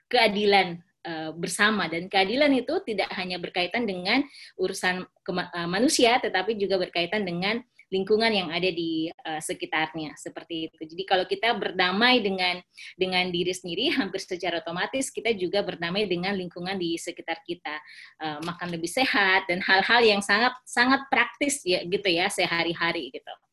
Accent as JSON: {"language": "Indonesian", "town": "Poso", "region": "Central Sulawesi", "country": "Indonesia", "tie": "born or raised there", "said": "karena saya lahir dan besar di Kabupaten Poso, isu-isu persamaan uh, kami di Poso itu saling apa namanya ya antar agama itu uh, menikah"}